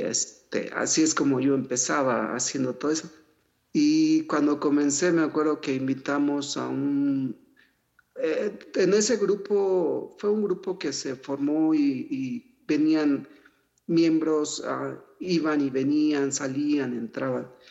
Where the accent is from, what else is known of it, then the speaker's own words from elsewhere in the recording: Mexico City, Mexico; also born or lived in Huasteca, Hidalgo / United States; ahí nací, pero al final crecí aquí en la Ciudad de México